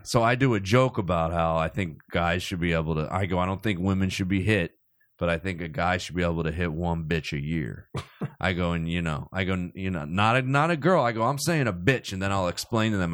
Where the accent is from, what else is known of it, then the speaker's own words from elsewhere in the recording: Cherry Hill, New Jersey, United States; I grew up in South Jersey